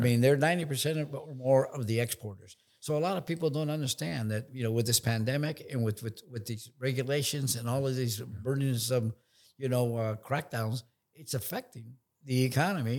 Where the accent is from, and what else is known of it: San Francisco, California, United States; born or raised there; also born or lived in Nicaragua